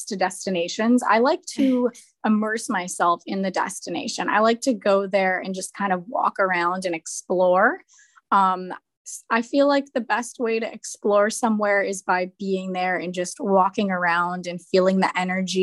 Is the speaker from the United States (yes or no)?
yes; East Coast, United States; moved away; I'm originally from the East Coast